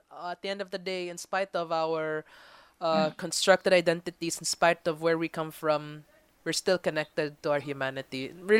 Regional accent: Philippines; this moment of recognizing ourselves, our history, our culture, our being Filipino.

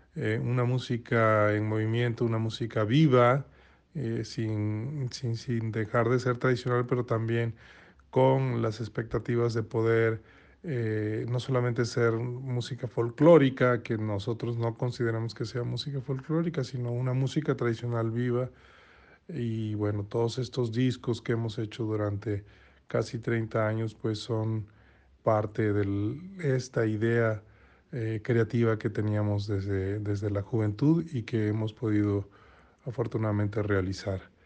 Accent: Veracruz, Mexico; siendo mexicanos y siendo yo originario de Tres Veracruz, siendo jarocho

